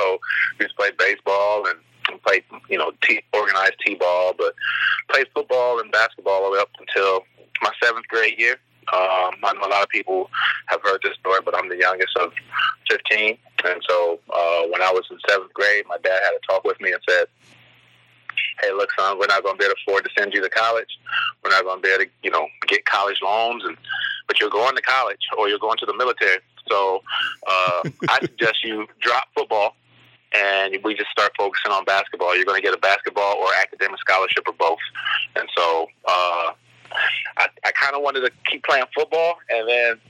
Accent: South Bend, Indiana, United States; South Bend is it's an awesome town. I love my hometown

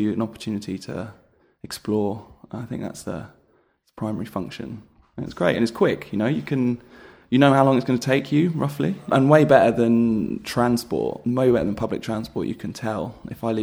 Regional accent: London, United Kingdom; I am a Londoner

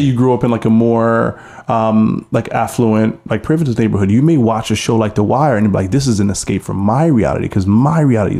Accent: Baltimore, Maryland, United States; I told her I was from Baltimore

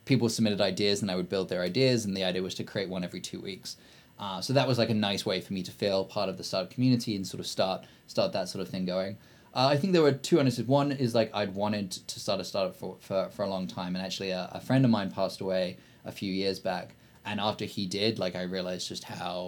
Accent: Blakedown, West Midlands, United Kingdom; But no, I'm actually from a small village called Blakedown, which is near a small town called Kidderminster. You've never heard of any of these. Which is near a bigger city called Birmingham

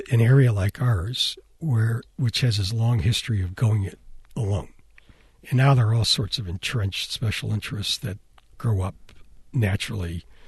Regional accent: Cleveland, Ohio, United States; moved away; I'm from Cleveland

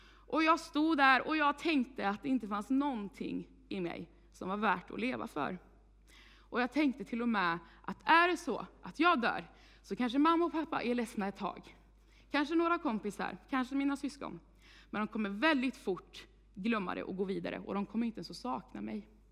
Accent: Vargön, Västra Götaland, Sweden; moved away as an adult; now in Tibro, Sweden; Jag kommer från Vargön, eh, men flyttade hit i juli månad

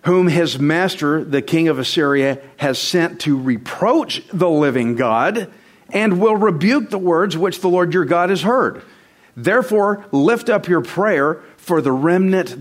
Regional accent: Texas, United States; I'm Texan

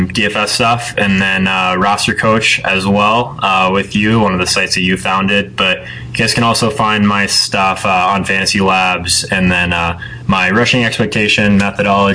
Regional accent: Phoenix, Arizona, United States; moved away as an adult; also born or lived in Penticton, British Columbia; I'm originally from Phoenix, Arizona

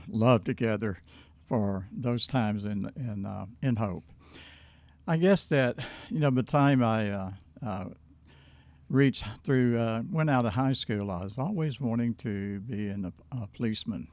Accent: Hope, Arkansas, United States; I was born in Hope, Arkansas, nineteen forty-one

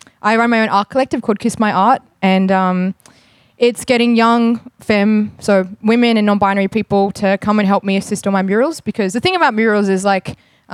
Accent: Melbourne, Victoria, Australia; I was born in Melbourne and in Naam and raised by mostly Wurundjeri and Teo mob down here

